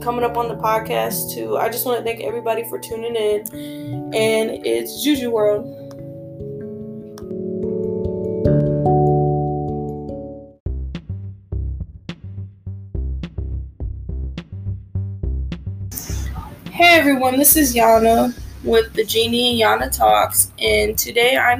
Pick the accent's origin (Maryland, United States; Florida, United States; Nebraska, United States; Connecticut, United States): Nebraska, United States; Omaha; I'm from Omaha, Nebraska